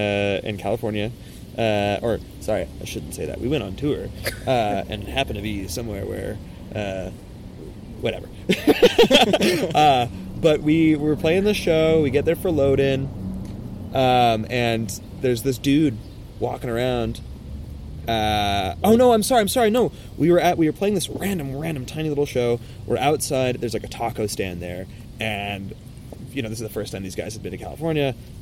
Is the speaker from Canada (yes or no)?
yes; Quebec, Canada; oh, yeah, we're from Quebec, actually. And he goes, oh, you can speak French then? I go, yeah.